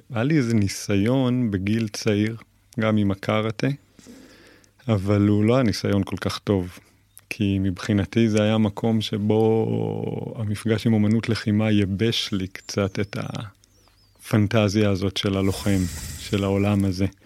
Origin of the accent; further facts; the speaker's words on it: Kabri, Northern District, Israel; אני היום בן 40, אה, יליד קיבוץ כברי